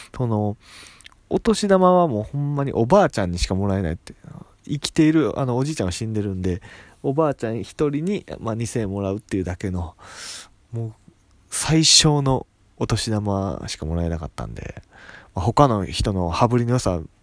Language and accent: Japanese; Itami, Hyogo, Japan; moved away as an adult; also born or lived in Nagoya; now in Tokyo, Japan; 地元兵庫県伊丹市